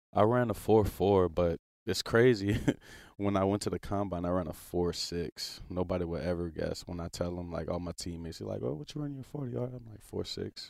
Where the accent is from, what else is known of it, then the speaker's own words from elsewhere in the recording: New Orleans, Louisiana, United States; moved away; I lived there all my life, literally